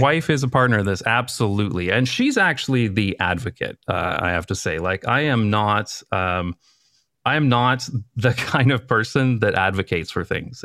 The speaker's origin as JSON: {"language": "English", "town": "London", "region": "Ontario", "country": "Canada", "tie": "born or raised there", "moved": "as an adult", "lives_now": "Amsterdam, Netherlands", "said": "I grew up in a town in, uh, Canada called London, uh, London, Ontario"}